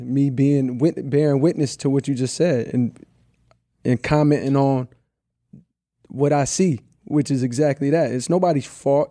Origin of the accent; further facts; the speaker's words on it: the South, United States; I'm from the South, so it's like I came up around …